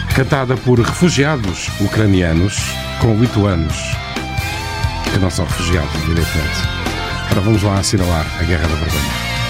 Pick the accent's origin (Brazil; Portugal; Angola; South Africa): Portugal; daquilo que somos enquanto portugueses